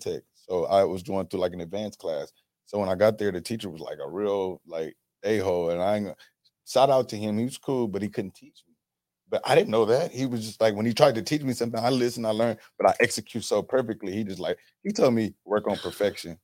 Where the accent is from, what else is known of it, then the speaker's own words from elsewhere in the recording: Los Angeles, California, United States; I'm from South Central